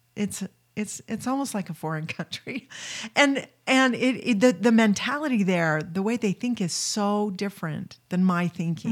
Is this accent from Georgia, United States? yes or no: no; St. Louis, Missouri, United States; moved away; also born or lived in California / Wyoming / Utah / New Jersey; I was raised in Saint Louis, but then I've lived most, you know, in California, Wyoming, Utah